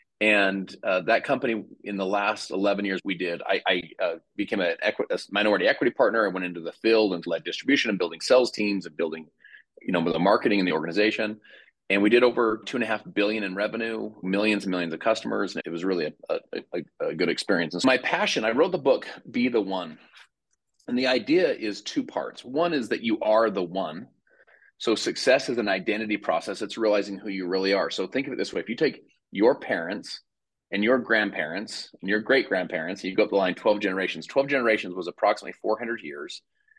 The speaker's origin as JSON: {"language": "English", "town": "Salt Lake City", "region": "Utah", "country": "United States", "said": "But I'm from Salt Lake City, Utah."}